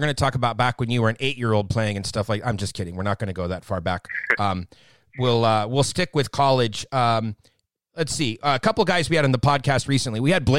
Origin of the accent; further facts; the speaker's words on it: Southern California, United States; I'm born and raised in Southern California, the better half of the state.